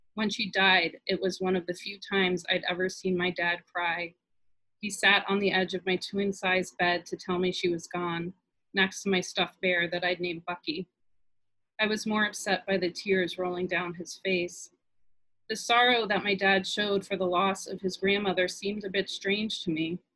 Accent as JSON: {"language": "English", "region": "New York", "country": "United States", "tie": "born or raised there", "said": "my growing up in New York and moving to the suburbs"}